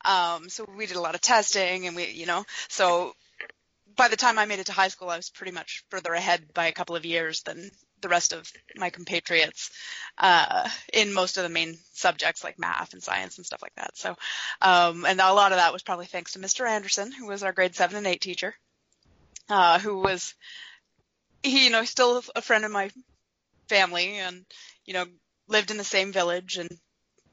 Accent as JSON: {"language": "English", "area": "Ottawa Valley", "region": "Ontario", "country": "Canada", "tie": "born or raised there", "said": "I grew up in the Ottawa Valley in the middle of nowhere."}